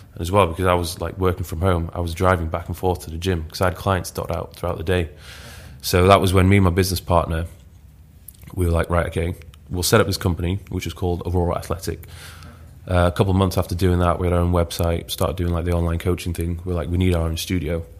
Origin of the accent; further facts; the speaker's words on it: Leeds, Yorkshire and the Humber, United Kingdom; moved away as an adult; also born or lived in Newcastle; I'm originally from Leeds